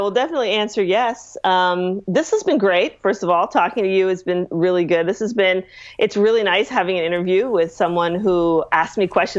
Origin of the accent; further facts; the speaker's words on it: Ireland; Well, I am Irish, so